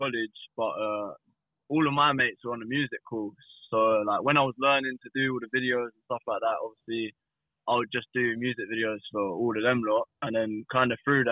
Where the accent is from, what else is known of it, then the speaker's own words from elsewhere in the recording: Welling, London, United Kingdom; I'm from Welling